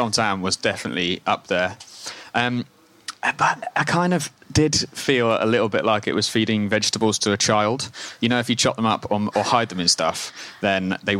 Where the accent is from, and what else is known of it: Scotland, United Kingdom